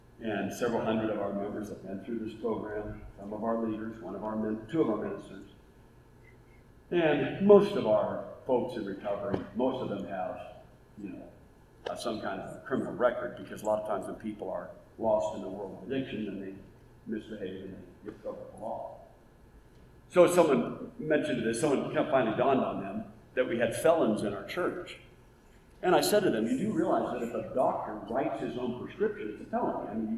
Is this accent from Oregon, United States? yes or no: yes; Oregon, United States; also born or lived in Ohio / Indiana; now in Auburn, United States; So I grew up in Oregon